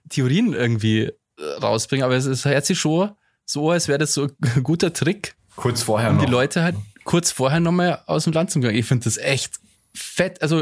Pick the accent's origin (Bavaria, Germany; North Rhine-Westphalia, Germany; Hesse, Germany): Bavaria, Germany; Passau; aber bei uns in Passau ist ja vieles anders auch.